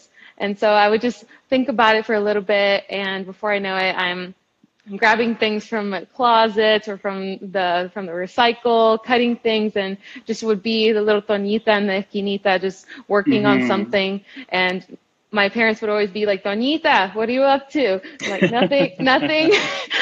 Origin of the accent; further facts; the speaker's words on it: Miami, Florida, United States; moved away as an adult; also born or lived in Tallahassee, Florida; born and raised in Northern Cuba, also known as Miami